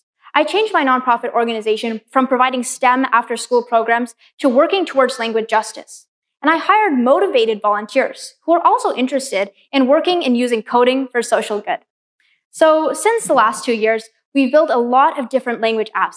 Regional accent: Pacific Northwest, United States; Growing up in the Pacific Northwest, places around me, even the name Seattle, come from Native American languages

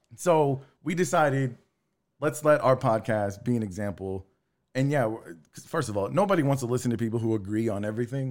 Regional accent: Texas City, Texas, United States; I grew up in Texas City, Lamarck

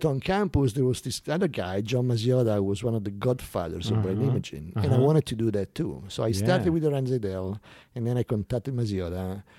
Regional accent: Rome, Lazio, Italy; I'm from Rome.

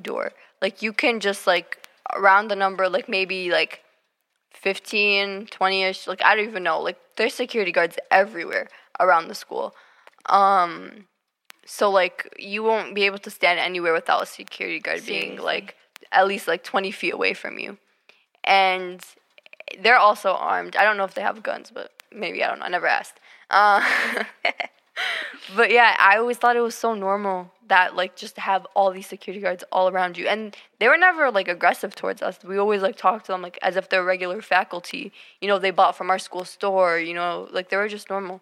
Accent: United States; first language English and Arabic; even though we were born here, we're just as American as anyone else

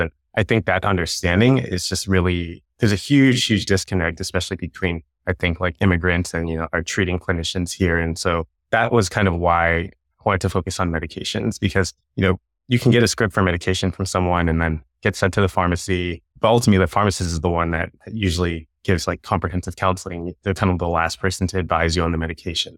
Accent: Long Beach, California, United States; I grew up in Long Beach, California

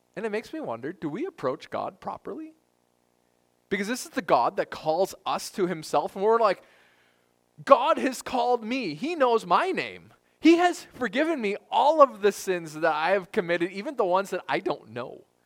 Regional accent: United States; as American Christians

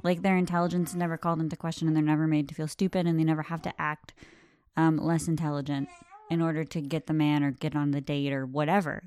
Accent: United States; I am thoroughly American

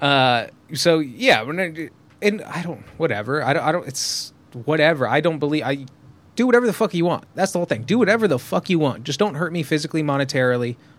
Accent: Southern California, United States; I grew up in Southern California

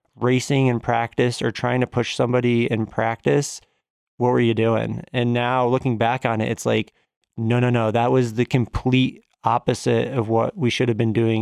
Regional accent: Simsbury, Connecticut, United States; also born or lived in Massachusetts; I was born in Massachusetts and then moved to Connecticut at around the age of, like, two and a half or so. Grew up there

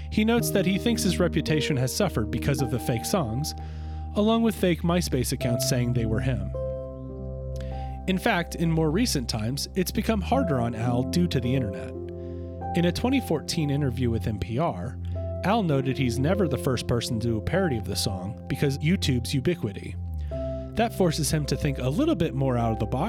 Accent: Blacksburg, Virginia, United States; my hometown, Blacksburg

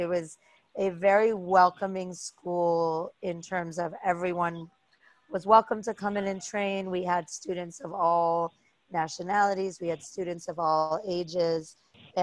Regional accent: New York City, New York, United States; I am born and bred in New York City. I grew up in an incredibly diverse neighborhood.

